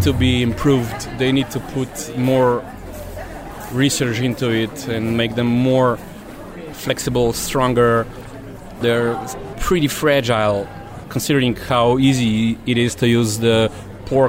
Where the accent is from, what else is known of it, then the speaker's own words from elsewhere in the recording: Slovenia; I'm from Slovenia, I'm a butcher, born and raised, my father was a butcher